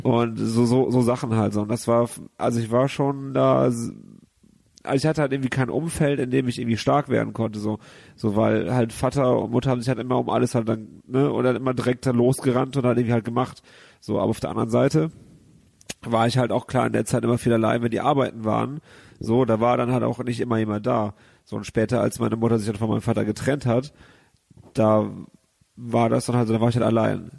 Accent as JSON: {"language": "German", "town": "Gummersbach", "region": "North Rhine-Westphalia", "country": "Germany", "tie": "born or raised there", "moved": "as an adult", "lives_now": "Cologne, Germany", "said": "ich bin halt in der Kleinstadt da aufgewachsen und da bin ich nie groß rausgekommen"}